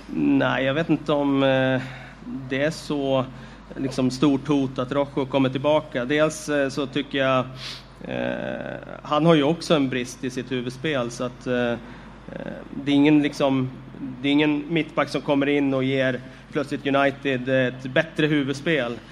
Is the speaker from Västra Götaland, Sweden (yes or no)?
no; Västerås, Västmanland, Sweden; Jag är ju från Västerås